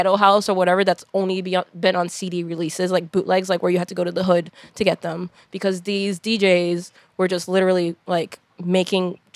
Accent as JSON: {"language": "English", "area": "Hudson County", "region": "New Jersey", "country": "United States", "said": "I'm from Hudson County"}